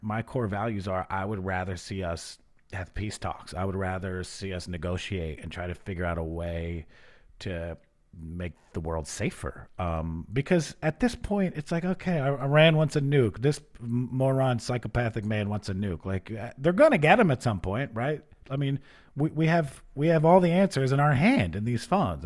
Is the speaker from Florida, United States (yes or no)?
no; New York, United States; now in New Orleans, United States; I come from New York where we have no stars